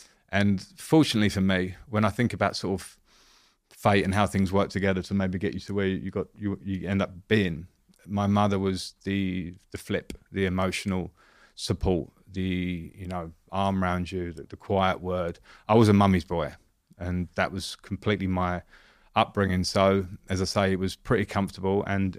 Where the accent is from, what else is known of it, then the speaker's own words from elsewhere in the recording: Romford, London, United Kingdom; I grew up in Romford in Essex. So I would call it probably a middle-class upbringing in terms of my dad had been a professional footballer.